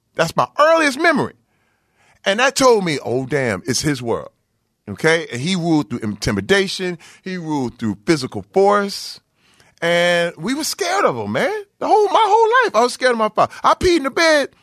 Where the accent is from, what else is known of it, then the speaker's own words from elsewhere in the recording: Flint, Michigan, United States; growing up in Flint, Michigan uh, where I came up